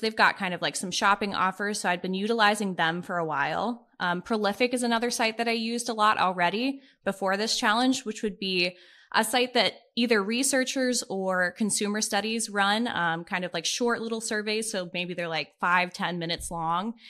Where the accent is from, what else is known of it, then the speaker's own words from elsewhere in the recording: Pittsburgh, Pennsylvania, United States; now in Columbus, United States; I grew up in Pittsburgh with both of my parents and my younger brother